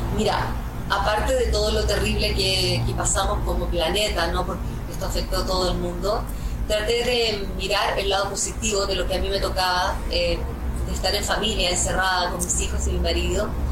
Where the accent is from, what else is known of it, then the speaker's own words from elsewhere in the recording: Chile; mi país